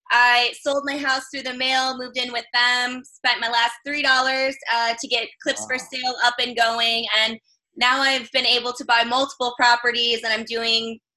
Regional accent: North Carolina, United States; I'm from North Carolina.

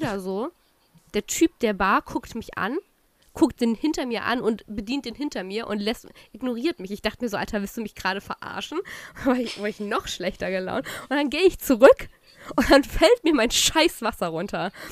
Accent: Saxony, Germany; also born or lived in Chemnitz; now in Berlin, Germany; Sachsen ist ja aber auch meine Heimat

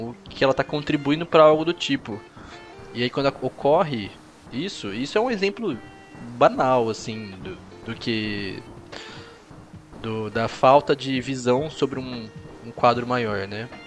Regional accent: Florianópolis, Santa Catarina, Brazil; eu sou de Florianópolis e tal, sou do sul, né?

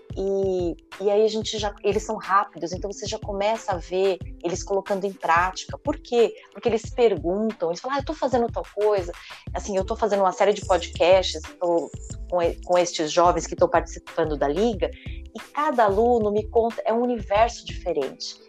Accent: São Paulo, Brazil; eu sou aqui da Zona Sul, sou da periferia, e nascida e criada aqui

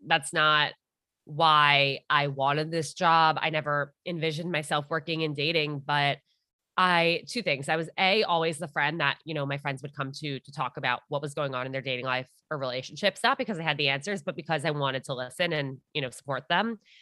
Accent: Armonk, New York, United States; I'm from Armagh.

